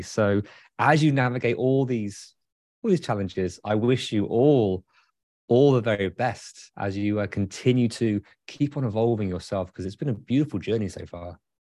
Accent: United Kingdom; now in Michigan, United States; as a Brit

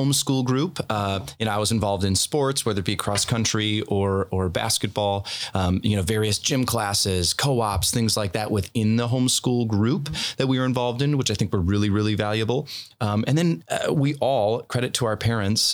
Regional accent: Green Bay, Wisconsin, United States; I grew up in the Green Bay area

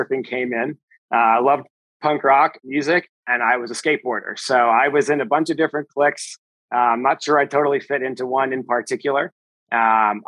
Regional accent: Chicago, Illinois, United States; I'm from Chicago, grew up in the big city

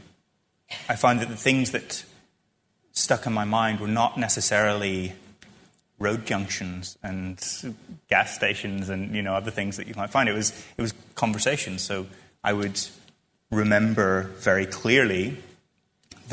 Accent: Northern Ireland, United Kingdom; I feel very attached to that very specific spot where I grew up in Ireland

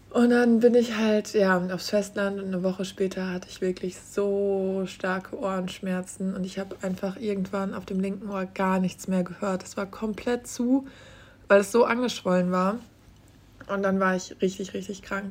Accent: Germany; ich bin auf dem Land aufgewachsen

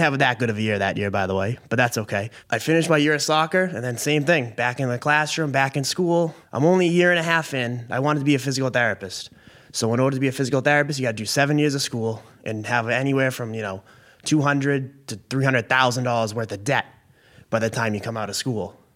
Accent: Billerica, Massachusetts, United States; also born or lived in Maine; I was born and raised in Billerica, Mass

